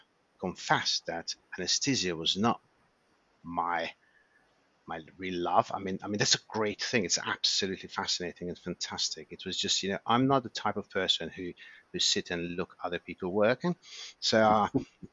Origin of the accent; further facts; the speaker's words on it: Hungary; moved away; I was born and raised in Hungary, and I trained as a doctor, obviously there.